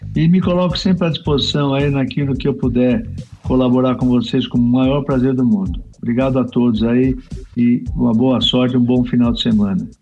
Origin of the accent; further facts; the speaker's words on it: Brazil; nós somos brasileiros